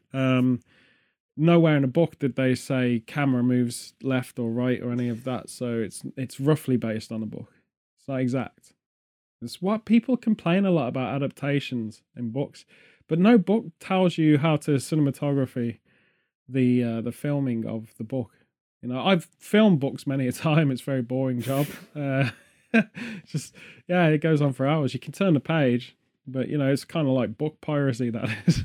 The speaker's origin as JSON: {"language": "English", "region": "England", "country": "United Kingdom", "said": "being English, it's very much an identity thing"}